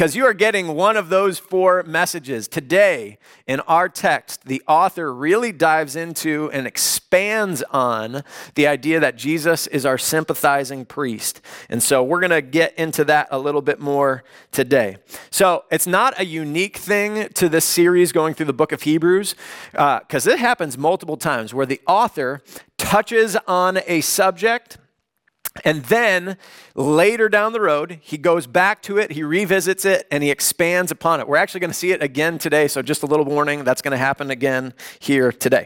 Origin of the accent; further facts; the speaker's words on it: Chicago, Illinois, United States; now in Los Angeles, United States; I grew up in the Chicagoland area